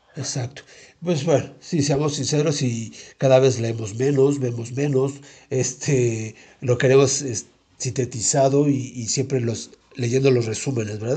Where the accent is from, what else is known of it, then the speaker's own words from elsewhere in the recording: Mexico City, Mexico; yo vivía ahí, pero en la colonia de Santo Tomás, pero muy pegada a la colonia Popotla. Y no sé si viste ahí enfrentito del árbol de la noche triste y la primaria ahí estuve yo